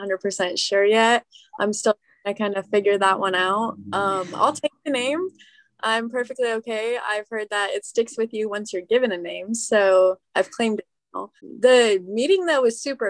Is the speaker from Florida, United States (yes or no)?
no; Riverside, California, United States; I was born and raised in Riverside, California